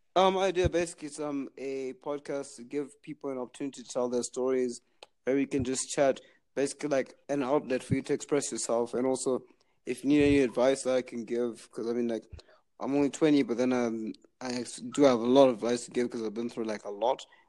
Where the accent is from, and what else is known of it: Zimbabwe